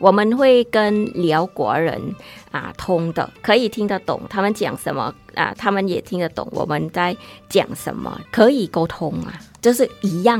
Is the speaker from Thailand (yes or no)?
yes; Isan, Thailand; 啊，我来自那个东北，我们是叫伊善啦，嗯、东北部的泰语，帕达湾哦